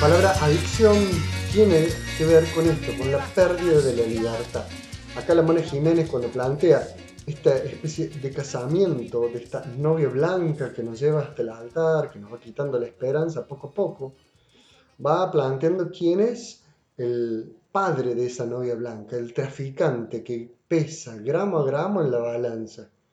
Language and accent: Spanish; Córdoba, Argentina; Música de Córdoba, de acá, de mi tierra, de mi ciudad